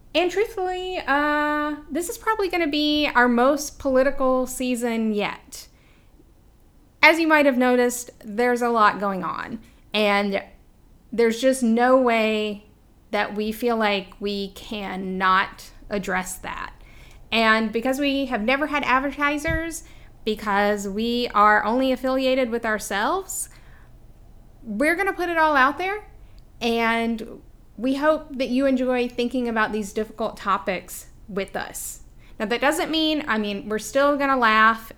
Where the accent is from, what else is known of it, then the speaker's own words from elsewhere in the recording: US South, United States; accent: southern; my southern accent